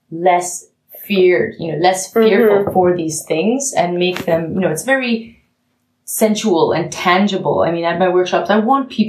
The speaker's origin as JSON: {"language": "English", "country": "Canada", "lives_now": "Germany", "said": "I mean, I'm the Canadian with a German uh, Nachbarn, coincidentally, but I'm a Canadian who's come"}